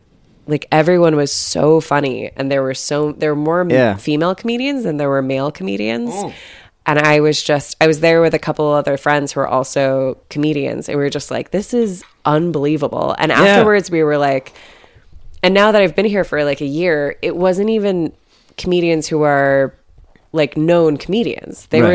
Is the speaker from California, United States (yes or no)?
yes; San Diego, California, United States; moved away as an adult; also born or lived in Los Angeles; now in Ireland; And I grew up in San Diego mostly. And, you know, so I'm not like, we're both from Southern California.